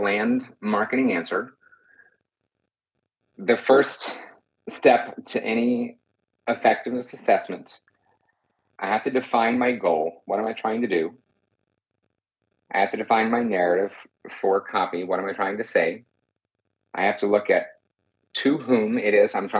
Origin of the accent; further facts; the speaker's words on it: Texas, United States; I also was born and raised in Texas